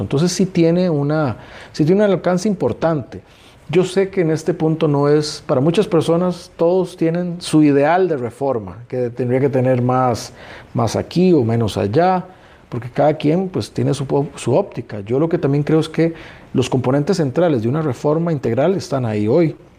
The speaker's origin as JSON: {"language": "Spanish", "country": "Costa Rica", "said": "todos como costarricenses"}